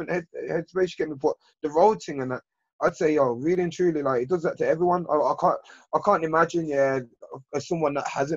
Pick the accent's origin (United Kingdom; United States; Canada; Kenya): United Kingdom; Birmingham, West Midlands; I grew up in Lascelles, Handsworth, these type of areas